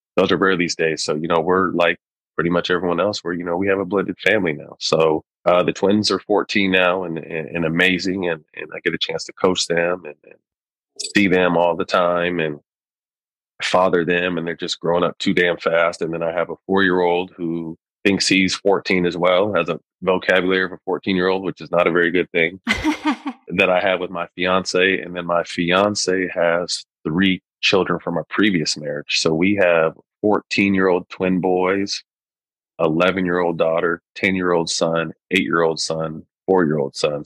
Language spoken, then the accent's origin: English; Sacramento, California, United States; also born or lived in Bay Area, California; my hometown of Sacramento